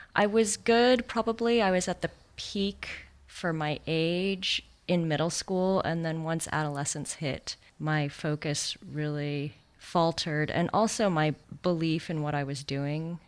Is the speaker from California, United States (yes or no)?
yes; Santa Monica, California, United States; also born or lived in New Zealand / Exeter, England; We moved to the States when I was three. I consider myself American, but I was born in New Zealand, so I'm also a New Zealander, but probably more American. and I grew up in Santa Monica